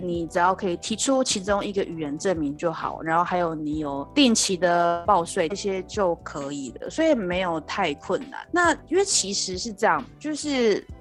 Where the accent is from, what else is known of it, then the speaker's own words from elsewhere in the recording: Taiwan; moved away as an adult; now in Vancouver, Canada; 我们在台湾习惯用中文来记的名字